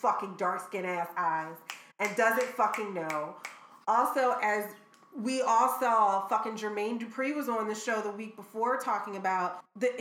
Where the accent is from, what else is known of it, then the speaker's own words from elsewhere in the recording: Philadelphia, Pennsylvania, United States; I'm from Philly